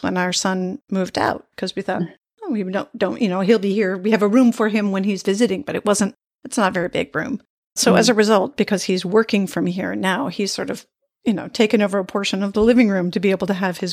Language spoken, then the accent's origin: English; United States; moved away as an adult; as an American abroad